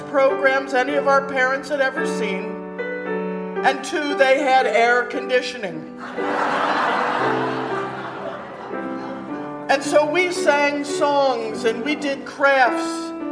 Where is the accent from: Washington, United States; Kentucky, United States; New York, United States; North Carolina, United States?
Kentucky, United States; I grew up in Kentucky